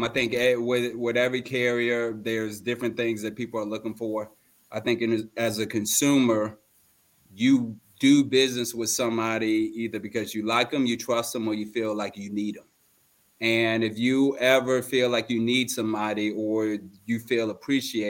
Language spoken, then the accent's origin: English; Fort Lauderdale, Florida, United States; I'm originally from Fort Lauderdale, Florida. I was born a premature baby.